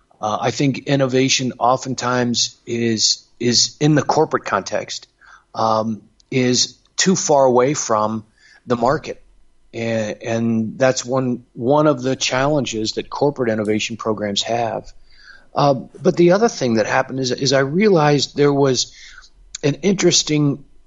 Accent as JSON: {"language": "English", "town": "Cincinnati", "region": "Ohio", "country": "United States", "tie": "born or raised there", "said": "I grew up more or less in the Midwest, Cincinnati."}